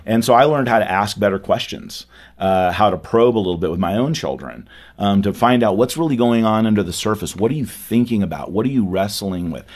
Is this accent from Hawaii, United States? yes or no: no; California, United States; now in Dallas, United States; growing up in California, I wasn't in, uh, the Bible Belt